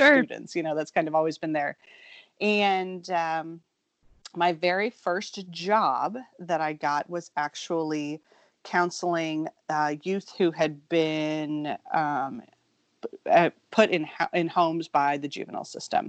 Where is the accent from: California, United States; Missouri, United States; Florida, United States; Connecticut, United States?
Missouri, United States; Kansas City; I was raised in Kansas City, Missouri